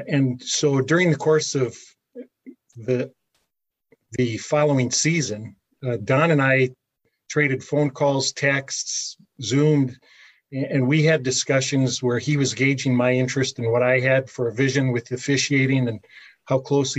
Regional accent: Calumet, Michigan, United States; I grew up in Calumet

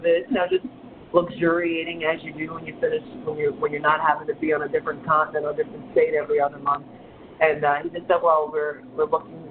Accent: New Orleans, Louisiana, United States; I'm from New Orleans

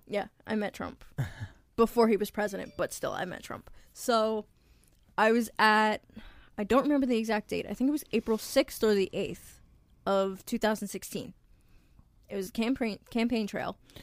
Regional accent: New York, United States; also born or lived in Long Island; I'm from Swamp East, which is New York.

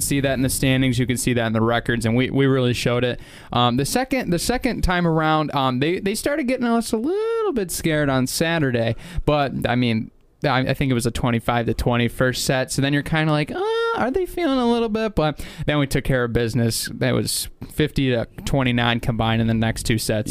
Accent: Reed City, Michigan, United States; I'm from from Reed City

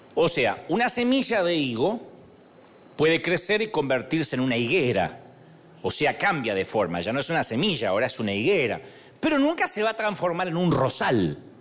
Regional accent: Argentina; soy argentino

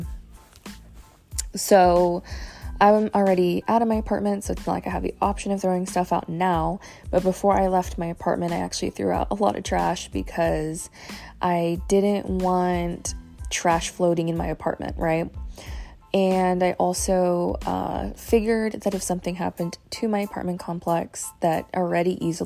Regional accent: Fort Myers, Florida, United States; I actually went to school in Fort Myers. I was born in Fort Myers

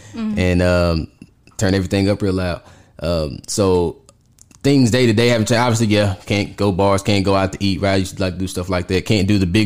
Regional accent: Texarkana, Texas, United States; born or raised there; moved away as an adult; also born or lived in Arkansas / Atlanta, Georgia; now in Dallas, United States

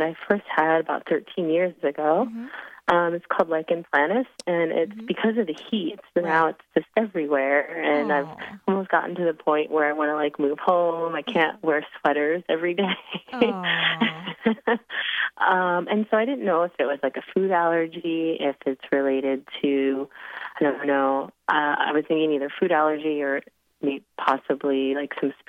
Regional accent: Seattle, Washington, United States; moved away as an adult; now in Thailand; I'm actually from Seattle.

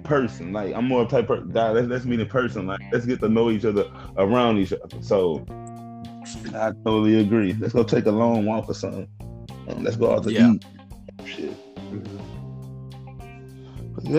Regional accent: Midwest, United States; I'm from the Midwest

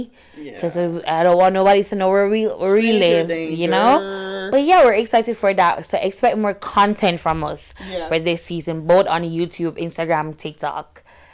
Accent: Jamaica; Y'all know I'm Jamaican

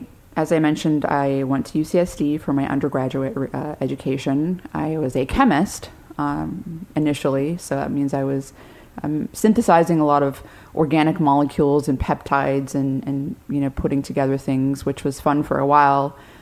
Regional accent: San Diego, California, United States; I'm from San Diego.

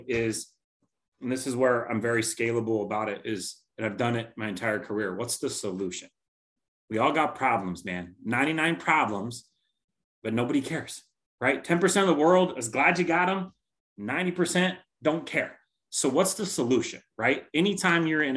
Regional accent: Tacoma, Washington, United States; Born and raised in Tacoma, Parkland area.

